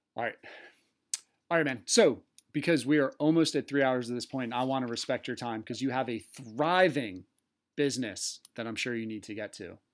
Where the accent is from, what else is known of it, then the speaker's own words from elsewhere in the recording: East Coast, United States; accent: East Coast; That was my East Coast accent.